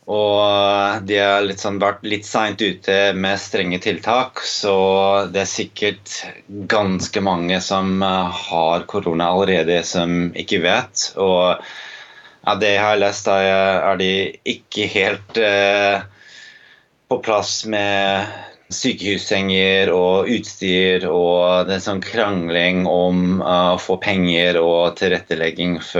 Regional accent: New York City, New York, United States; now in Oslo, Norway; Jeg er også Eh, amerikaner ehm, og født og oppvokst i New York City.

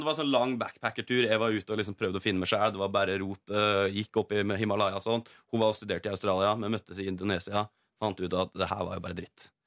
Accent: Norway; accent: inland dialect; jeg har sånn innenlandsdialekt

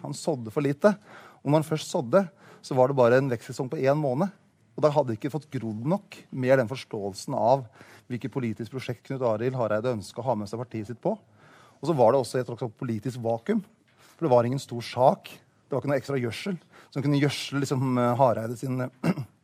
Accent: Hamar, Innlandet, Norway; min hjemby

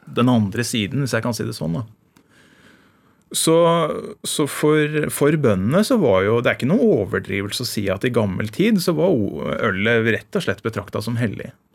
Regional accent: Indre Østfold, Norway; Der jeg vokste opp i Indre Østfold

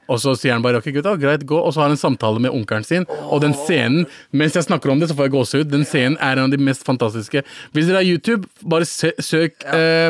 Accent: Pakistan; now in Norway; jeg som en pakistaner

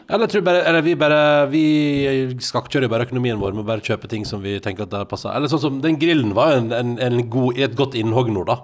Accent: Førde, Vestland, Norway; moved away; hjemme i Førde

